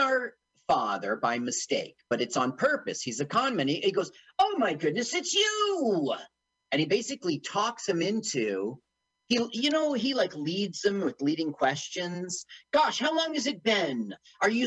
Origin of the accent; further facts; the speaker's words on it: United States; also born or lived in London, United Kingdom; I'm an American